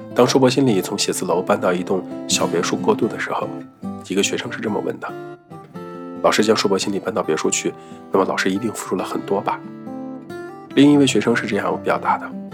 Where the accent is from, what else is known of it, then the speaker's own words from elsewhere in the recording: Northeast China, China; first language Mandarin; 我一个在东北人家长大的说普通话的孩子